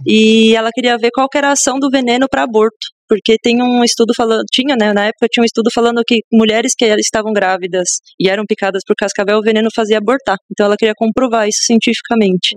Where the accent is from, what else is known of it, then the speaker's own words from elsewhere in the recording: São Paulo, Brazil; Sou paulista da Moca, meu. Zona Leste de São Paulo, na verdade, né? Mas praticamente moquense